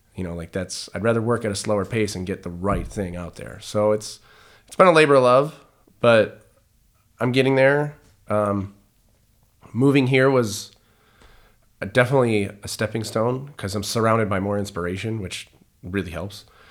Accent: Detroit, Michigan, United States; growing up in Detroit in the nineties

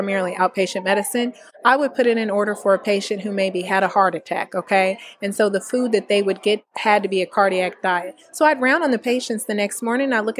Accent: Indianapolis, Indiana, United States; moved away as an adult; also born or lived in North Carolina / Kentucky / Maryland; I'm actually born and raised in Indiana

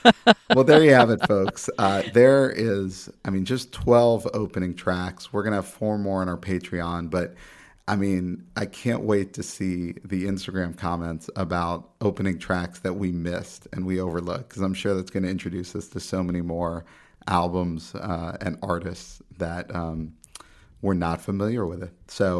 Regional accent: Texas, United States; I'm from Texas.

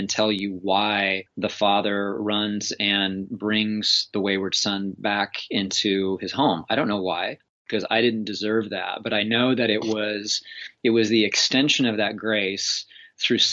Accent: Central Kansas, United States; also born or lived in Tulsa, Oklahoma; now in Olympia, Washington, United States; I grew up in Central Kansas

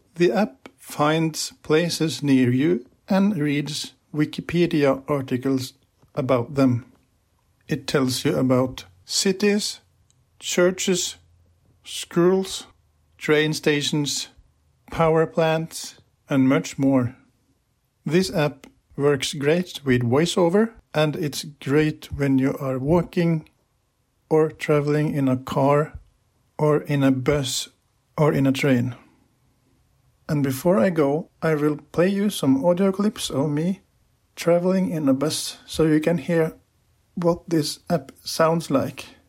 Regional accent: Lillehammer, Innlandet, Norway; I'm from Lillehammer in Norway.

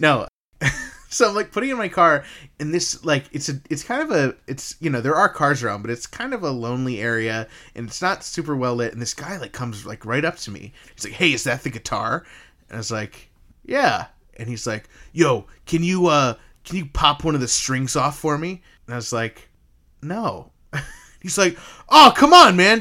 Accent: upstate New York, United States; I'm from, you know, upstate New York, but I came from New Jersey

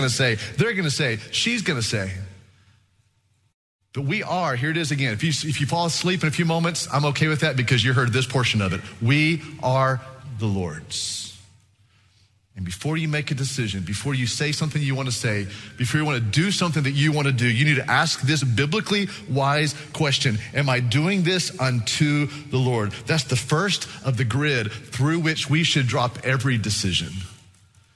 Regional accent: Texas, United States; we're from Texas.

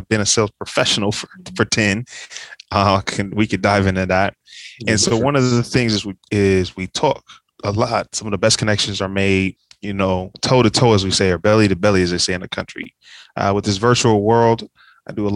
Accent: Dayton, Ohio, United States; moved away as an adult; also born or lived in Cincinnati, Ohio / Kentucky / Nashville, Tennessee / Atlanta, Georgia; So I grew up in Dayton, Ohio

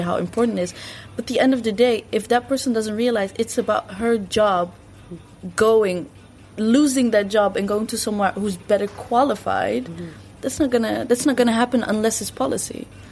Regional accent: Netherlands; also born or lived in Morocco (ancestry); growing up in Western Europe

